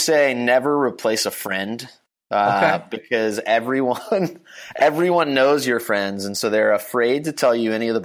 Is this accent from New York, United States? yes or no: no; Davidson, North Carolina, United States; I went to college in my hometown, which is Davidson, North Carolina